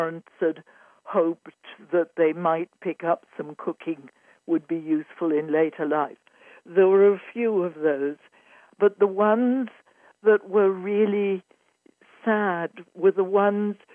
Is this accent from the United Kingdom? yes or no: yes; Yorkshire and the Humber, United Kingdom; moved away; also born or lived in Cambridge / London; I was born in Yorkshire, in England, in the heart of the countryside, just before World War II